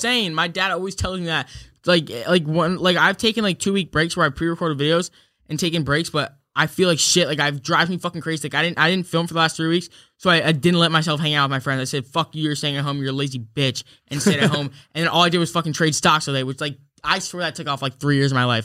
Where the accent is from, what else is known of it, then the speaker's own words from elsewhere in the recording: New York, United States; I'm from New York